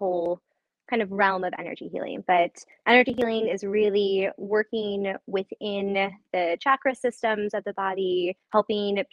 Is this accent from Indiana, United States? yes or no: no; Chicago, Illinois, United States; also born or lived in Arizona; I'm from Chicago. I travel quite a bit, but from Chicago, went to school at University of Arizona. But aside from the 4 years there, I've been in Chicago